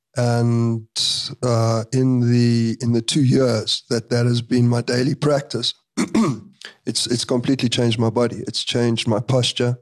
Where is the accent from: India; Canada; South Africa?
South Africa